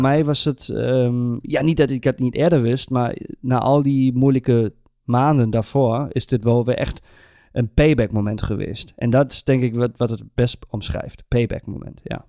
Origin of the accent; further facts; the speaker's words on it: Germany; moved away; als een Duitser